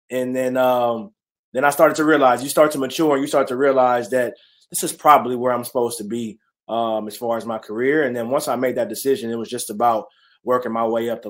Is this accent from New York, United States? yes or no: no; California, United States; born there; also born or lived in Texas; Born in California, moved to Texas, then uh, was itching to get back to California.